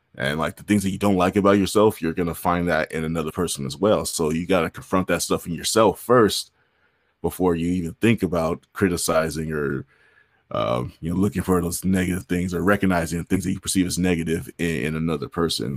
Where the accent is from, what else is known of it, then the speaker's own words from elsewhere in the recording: San Bernardino, California, United States; also born or lived in Hollywood, California / Inglewood, California / Whittier, California; at about the age of six, they divorced. They, had, they split up, and I came out here to San Bernardino, and I've been here in surrounding areas ever since.